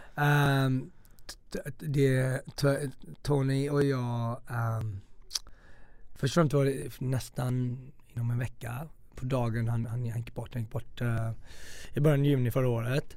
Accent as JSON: {"language": "Swedish", "town": "Gothenburg", "region": "Västra Götaland", "country": "Sweden", "also_born_or_lived": "Stockholm", "moved": "yes", "said": "vet jag också som göteborgare"}